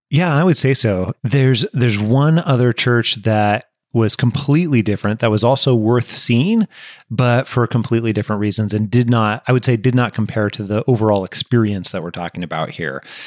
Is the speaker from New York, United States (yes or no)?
no; Washington, United States; we're from the States. We're from Washington State in particular